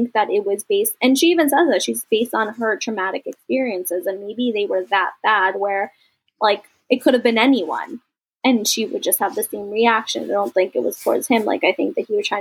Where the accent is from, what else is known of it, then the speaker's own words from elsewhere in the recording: United States; I'm an American Indian. I also have American influences